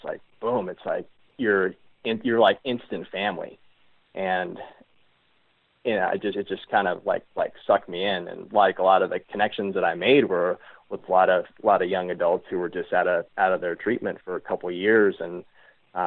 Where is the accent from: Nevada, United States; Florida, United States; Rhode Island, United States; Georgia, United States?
Nevada, United States; Reno; growing up in the Reno Tahoe area, like going to like camp as a kid